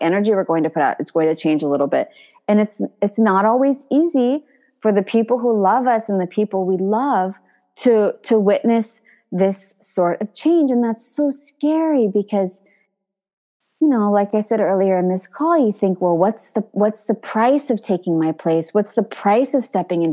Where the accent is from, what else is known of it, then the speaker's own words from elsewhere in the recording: California, United States; now in Paris, France; I grew up speaking Spanish in California